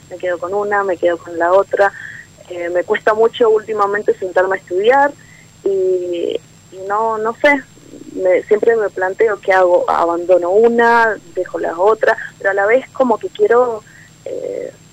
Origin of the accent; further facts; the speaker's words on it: Mendoza, Argentina; Soy de Mendoza.